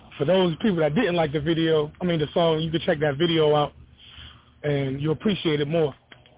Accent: Hartford, Connecticut, United States; now in North Carolina, United States; I'm from Connecticut, man. I'm from Hartford, Connecticut, but I'm in North Carolina right now.

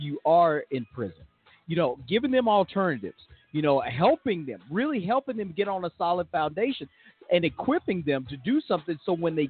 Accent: the South, United States; I grew up in the South

